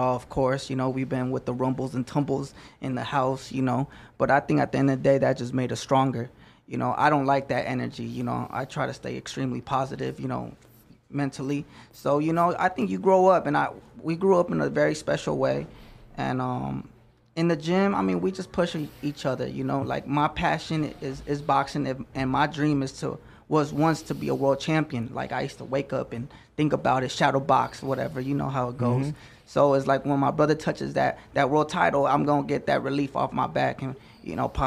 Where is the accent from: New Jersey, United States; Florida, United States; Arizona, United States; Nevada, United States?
Nevada, United States; Las Vegas; also born or lived in Los Angeles; I was raised in Las Vegas, not the friendliest place